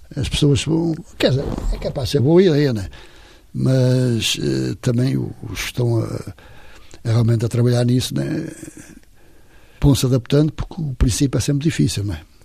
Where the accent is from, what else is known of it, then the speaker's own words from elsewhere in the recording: Matosinhos, Porto District, Portugal; also born or lived in Infesta; sou de Matozinhos